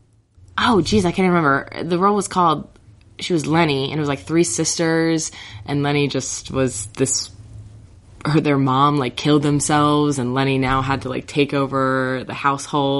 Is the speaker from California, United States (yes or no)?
no; New Jersey, United States; moved away as an adult; also born or lived in Collingswood, New Jersey; now in Philadelphia, United States; I'm from South Jersey